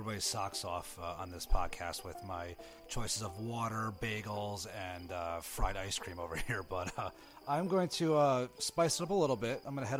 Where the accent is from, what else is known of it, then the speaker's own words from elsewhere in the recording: New Jersey, United States; I'm from Jersey, so.